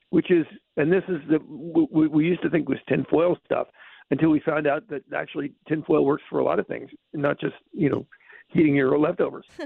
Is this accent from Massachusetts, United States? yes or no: no; Bronx, New York, United States; born there; You know, I was born in the South. South Bronx.